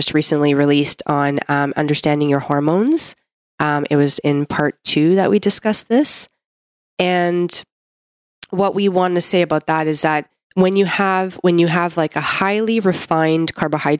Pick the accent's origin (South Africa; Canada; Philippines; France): Canada; I'm a Canadian medical doctor